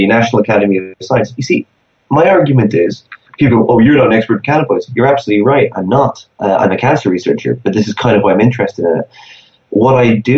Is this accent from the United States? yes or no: no; Ireland; in Ireland, my home country.